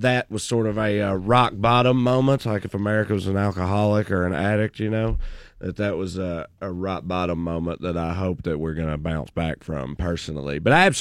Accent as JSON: {"language": "English", "region": "rural Tennessee", "country": "United States", "tie": "born or raised there", "also_born_or_lived": "Southern California", "moved": "yes", "lives_now": "Los Angeles, United States", "said": "my hometown where I grew up in rural Tennessee"}